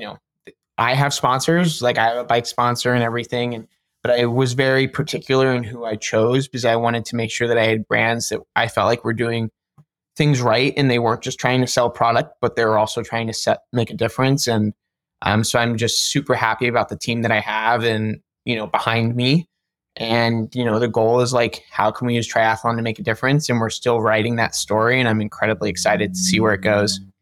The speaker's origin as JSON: {"language": "English", "town": "Cincinnati", "region": "Ohio", "country": "United States", "tie": "born or raised there", "lives_now": "Columbus, United States", "said": "I grew up in Cincinnati"}